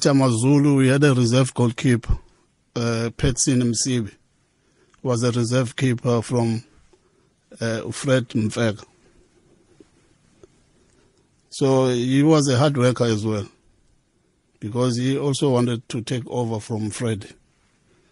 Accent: Durban, KwaZulu-Natal, South Africa; I was born in Lamontville

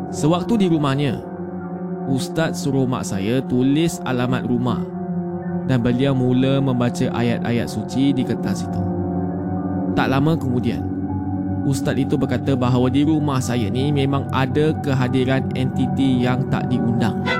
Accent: Selangor, Malaysia; Tapi apa yang saya boleh bilang saya ni dari Selangor.

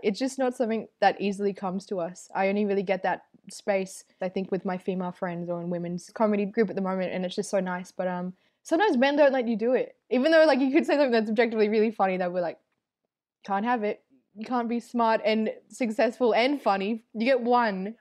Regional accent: Melbourne, Victoria, Australia; also born or lived in Northern New South Wales; born and raised in Melbourne's western suburbs, Footscray

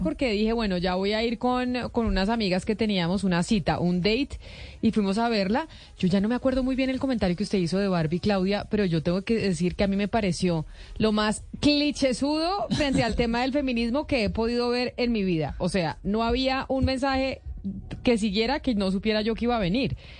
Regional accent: Colombia; como colombiana

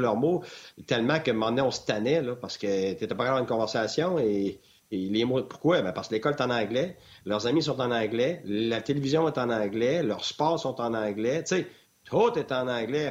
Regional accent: Quebec, Canada; first language French; moved away as an adult; also born or lived in Ontario / Tampa, United States; quand j'en revenais l'été au Québec

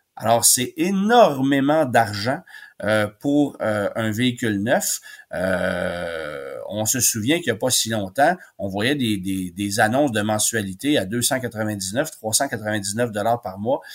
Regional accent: Quebec, Canada; chez nous au Québec

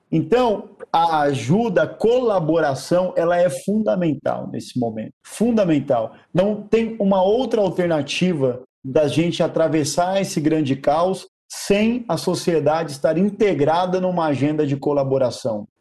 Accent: Guarulhos, São Paulo, Brazil; eu nasci num barraco, numa favela em Guarulhos, Guarulhos, São Paulo. Eu vivi os primeiros anos da minha vida numa situação de muita pobreza

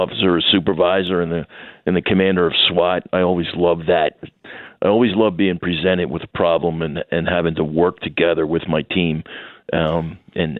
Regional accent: Philadelphia, Pennsylvania, United States; born or raised there; moved away as an adult; now in Wichita, United States

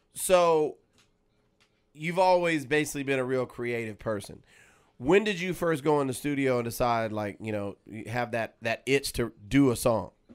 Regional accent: Los Angeles, California, United States; my own city in L

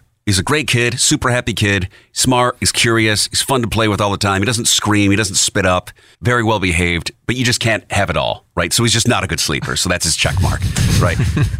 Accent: Western New York, United States; moved away; I grew up in Western New York

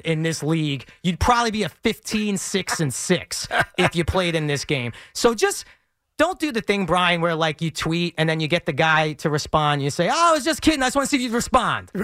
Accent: New York City, New York, United States; I grew up in Bensonhurst, Brooklyn

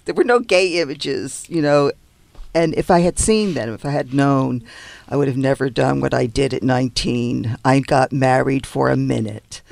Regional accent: New York, United States; also born or lived in New Jersey; now in Los Angeles, United States; I'm from New York

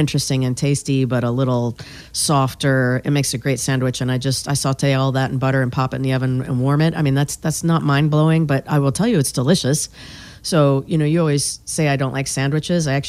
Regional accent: Rocky Mount, North Carolina, United States; moved away; I grew up in Rocky Mount, which is very close to Wilson

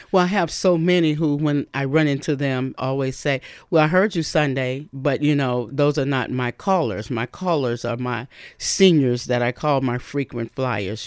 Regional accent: Bessemer, Alabama, United States; also born or lived in Birmingham, Alabama; now in Fort Wayne, United States; I'm from the South, from Birmingham, Alabama, where really my city is Bessemer, Alabama, and we had gospel music twenty-four seven

